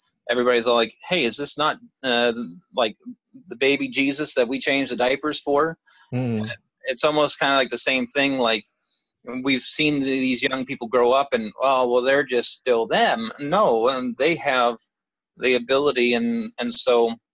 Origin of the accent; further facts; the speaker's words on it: Canada; Growing up in Canada